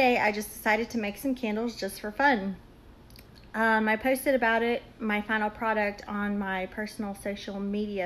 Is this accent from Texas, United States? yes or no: yes; San Antonio, Texas, United States; now in Auburn, United States; I'm originally from San Antonio, Texas, but I now reside in Auburn, Alabama